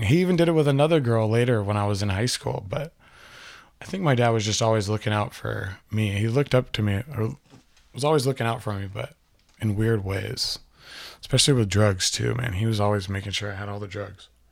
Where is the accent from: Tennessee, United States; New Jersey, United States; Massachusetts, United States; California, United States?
California, United States; Aromas; I was that kid from Aromas